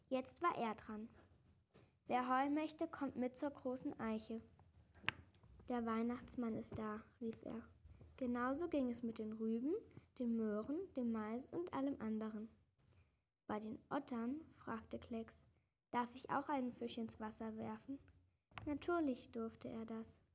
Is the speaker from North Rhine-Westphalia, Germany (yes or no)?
no; Salmtal, Rhineland-Palatinate, Germany